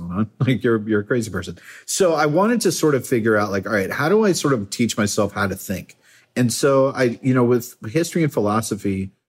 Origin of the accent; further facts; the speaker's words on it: Massachusetts, United States; moved away as an adult; also born or lived in Baltimore / California; I grew up in Massachusetts